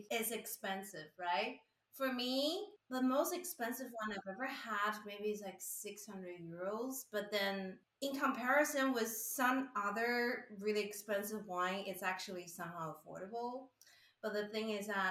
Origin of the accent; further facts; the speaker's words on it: Taiwan; moved away as an adult; also born or lived in Singapore / Italy; now in Dijon, France; I'm from Taiwan